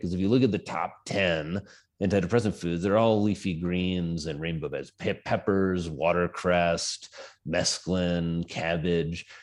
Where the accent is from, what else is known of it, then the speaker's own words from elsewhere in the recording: Indiana, United States; moved away as an adult; also born or lived in New York City; now in Wyoming, United States; I come from Indiana, like I said. I was a farm boy